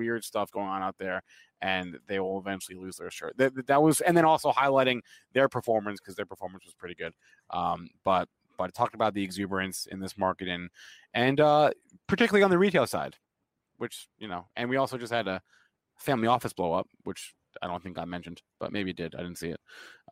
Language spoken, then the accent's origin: English; New Jersey, United States; I'm from New Jersey